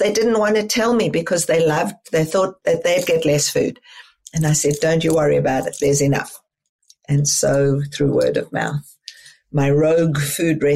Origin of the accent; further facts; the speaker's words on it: South Africa; moved away as an adult; as a child and as a young adult growing up in South Africa